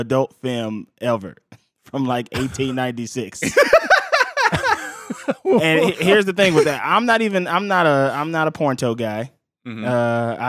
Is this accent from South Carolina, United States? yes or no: no; Los Angeles, California, United States; I'm from South Central LA.